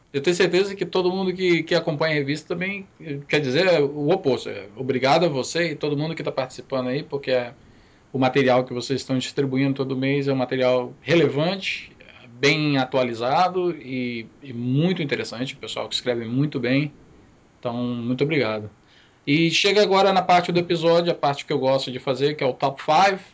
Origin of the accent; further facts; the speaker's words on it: Amapá, Brazil; also born or lived in Espírito Santo / Conceição da Barra; now in United States; apesar que eu nasci no Amapá, eu, eu, o último lugar que eu morei no Brasil, os últimos cinco, os cinco anos que eu morei no Brasil foram no Espírito Santo